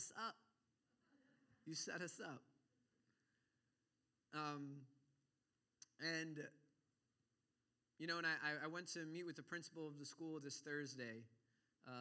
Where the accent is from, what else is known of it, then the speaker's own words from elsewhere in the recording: New York, United States; Growing up in New York